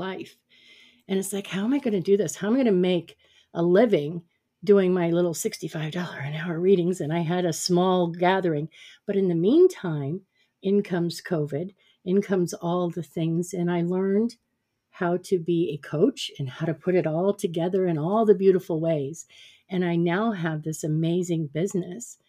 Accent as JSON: {"language": "English", "town": "Phoenix", "region": "Arizona", "country": "United States", "tie": "born or raised there", "also_born_or_lived": "Prescott, Arizona", "moved": "as an adult", "said": "I had moved from my hometown of Phoenix, Arizona, up to Prescott, Arizona"}